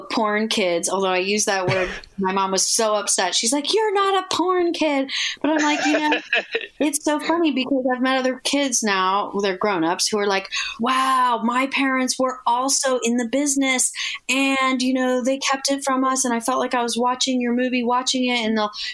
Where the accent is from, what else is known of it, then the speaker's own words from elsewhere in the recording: Los Angeles, California, United States; I grew up in Hollywood